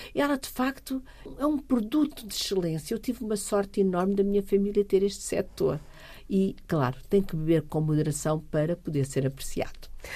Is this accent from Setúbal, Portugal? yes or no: yes; Fernando Pó, Setúbal, Portugal; E eu sou uma rural, uma pura rural. Eu nasci, nem para, nem para a maternidade fui. Portanto, eu nasci mesmo em Fernando Pó